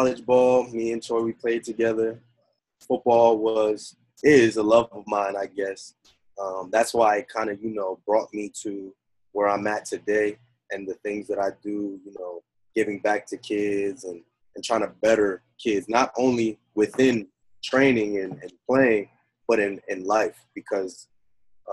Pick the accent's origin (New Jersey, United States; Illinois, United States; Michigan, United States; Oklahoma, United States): New Jersey, United States; also born or lived in Bronx, New York; I was born in the Bronx, raised in Jersey